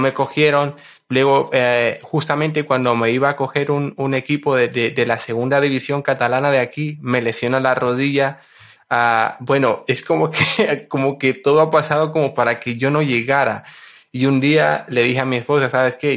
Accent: Honduras; yo nací en Honduras el 9 de marzo de 1995.

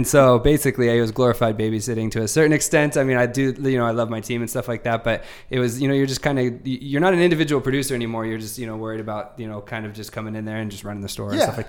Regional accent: Sacramento, California, United States; moved away as an adult; now in San Diego, United States; So I came out to San Diego about 2010. I'm from Sacramento, born and raised in Northern California. Moved down here when I was about 24.

